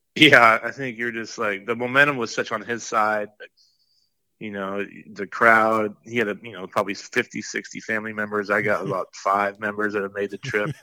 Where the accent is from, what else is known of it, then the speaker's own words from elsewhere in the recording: Oregon, United States; growing up in Oregon